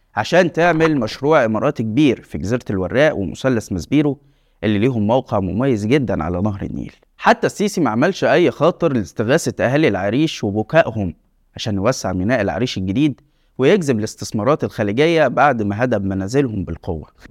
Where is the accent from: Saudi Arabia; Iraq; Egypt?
Egypt; التجربة اللي عشناها كمصريين